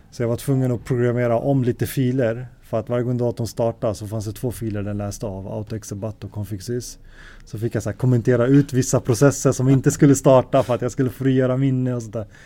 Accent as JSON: {"language": "Swedish", "town": "Alby", "region": "Stockholm County", "country": "Sweden", "tie": "born or raised there", "also_born_or_lived": "Gothenburg", "said": "Ja, så jag är född i Göteborg. Sen när jag var tre eller fyra så flyttade vi till Stockholm. Eh, bodde i en förort i Alby Uh, eh, och där bodde jag ända fram till uh, gymnasiets slut."}